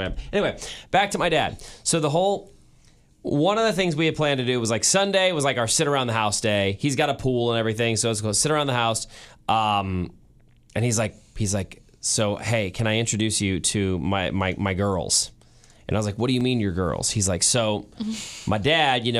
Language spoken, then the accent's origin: English; Kansas City, United States; I feel like a bad Kansas Cityan